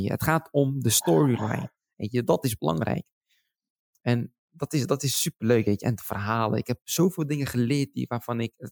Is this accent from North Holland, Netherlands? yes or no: no; Schiedam, South Holland, Netherlands; born there; Ik woonde toen destijds in Schiedam. en ja en tuurlijk, Schiedam is voor mij gewoon, dat is mijn geboortestad.